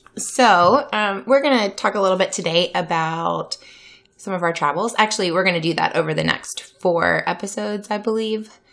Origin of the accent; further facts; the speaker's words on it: Louisiana, United States; now in Iowa, United States; I am from Louisiana, um, born and raised